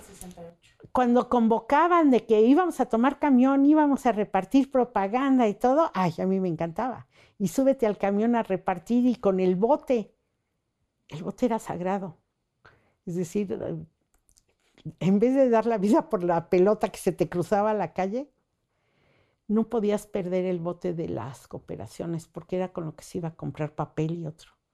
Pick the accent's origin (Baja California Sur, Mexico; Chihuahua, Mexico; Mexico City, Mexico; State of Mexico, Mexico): Mexico City, Mexico; moved away as an adult; now in Chiapas, Mexico; Yo soy de la Ciudad de México